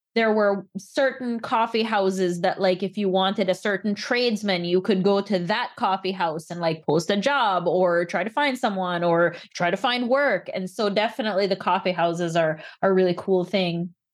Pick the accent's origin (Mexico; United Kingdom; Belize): Belize; now in United States; I grew up in Belize